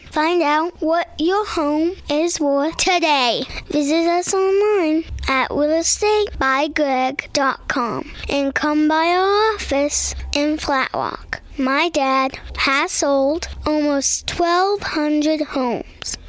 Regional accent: Hendersonville, North Carolina, United States; I'm from Hendersonville. I was actually born at Pardee

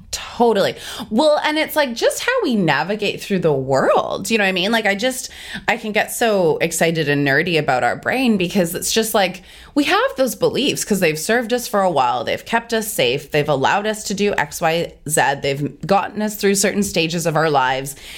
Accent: Canada; now in Australia; we're both originally from Canada

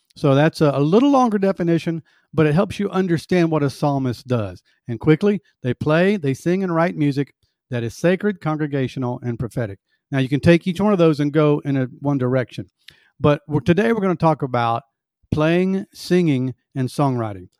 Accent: the South, United States; I was born in the South and raised in the South, and we have sweet tea.

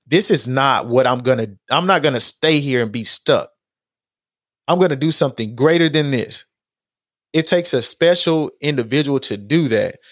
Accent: Houston, Texas, United States; in Acres Homes, like, we ate Ponchos

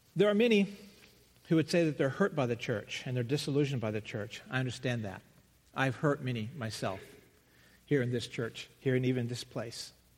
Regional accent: the South, United States; moved away; I come from the South

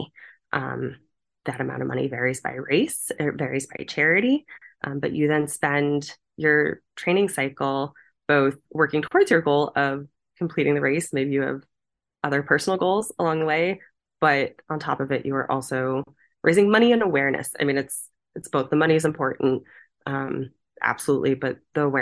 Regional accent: Boston, Massachusetts, United States; I am from Boston. I am an East Coast representative, or Northeast Coast.

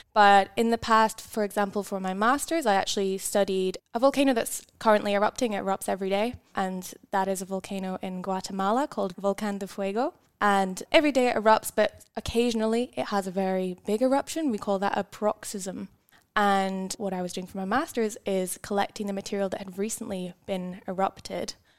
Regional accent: Scotland, United Kingdom; moved away as an adult; now in Tasmania, Australia; I grew up in Scotland

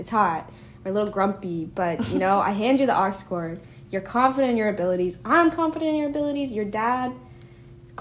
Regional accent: Dallas, Texas, United States; We're both from Dallas

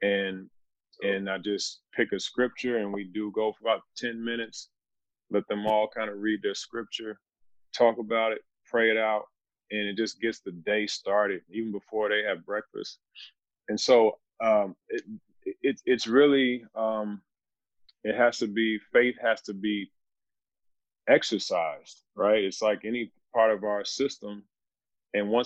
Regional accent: Louisville, Kentucky, United States; Growing up in Louisville, Kentucky, my father was an assistant coach at the University of Louisville

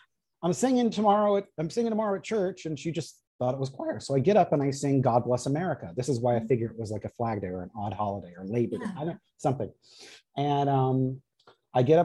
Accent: Los Angeles, California, United States; I grew up in the Valley in Woodland Hills, California

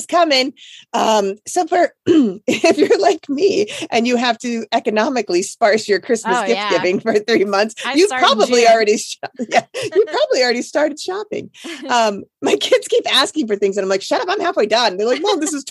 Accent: Philadelphia, Pennsylvania, United States; moved away; I came from Philly

